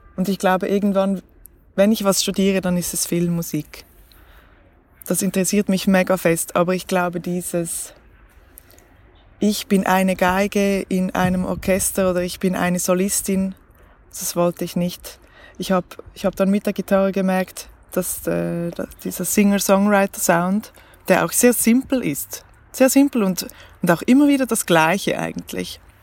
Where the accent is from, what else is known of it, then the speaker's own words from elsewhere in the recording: Switzerland; accent: Swiss German; first language Swiss German; dass ich mich auf Schweizerdeutsch nicht so ausdrücken kann, wie ich es gerne hätte, ähm, obwohl es meine Muttersprache ist